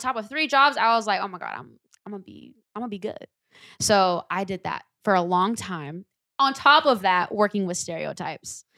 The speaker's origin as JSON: {"language": "English", "town": "Lodi", "region": "California", "country": "United States", "tie": "born or raised there"}